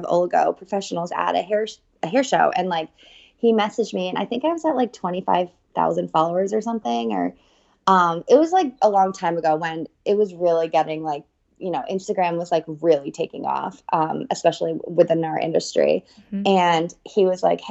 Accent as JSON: {"language": "English", "town": "New Haven", "region": "Connecticut", "country": "United States", "said": "I am from New Haven, Connecticut."}